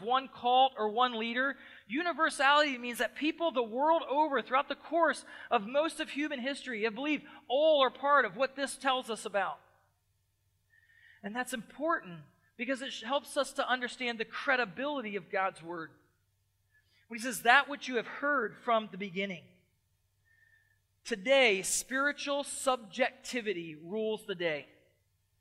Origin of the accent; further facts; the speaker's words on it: Lancaster, Pennsylvania, United States; moved away; I grew up on the East Coast. I grew up close to Lancaster, Pennsylvania